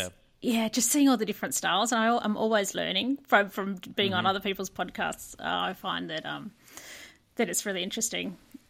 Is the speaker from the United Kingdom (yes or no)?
no; Brighton, Victoria, Australia; born there; I was born in Brighton, and then have gradually moved further out.